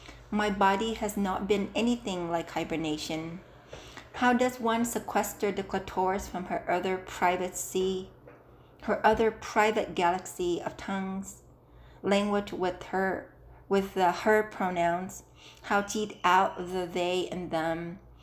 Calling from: Las Vegas, Nevada, United States; I'm calling from Las Vegas

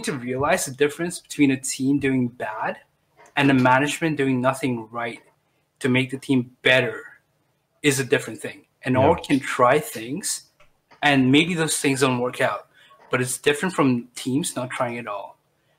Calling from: Arlington, Texas, United States; I'm calling from Arlington again, but Texas, not from Virginia.

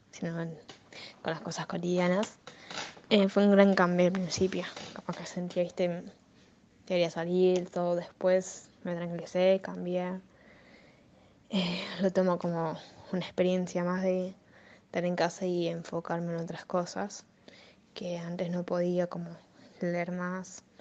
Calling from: Argentina; desde Argentina.

